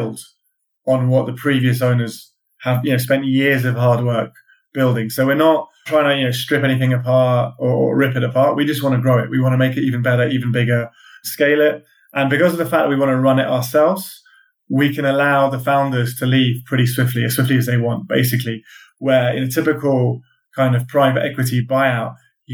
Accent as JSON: {"language": "English", "region": "London", "country": "United Kingdom", "also_born_or_lived": "California", "said": "I'm a Londoner"}